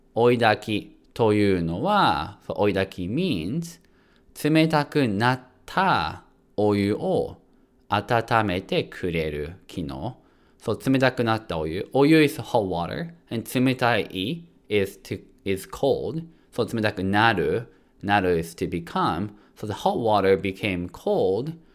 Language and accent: Japanese; Japan; moved away; 日本に住んでいた時は